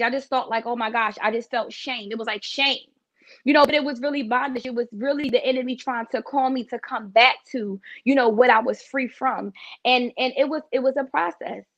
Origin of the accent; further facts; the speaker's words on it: Philadelphia, Pennsylvania, United States; moved away; I'm originally from Philadelphia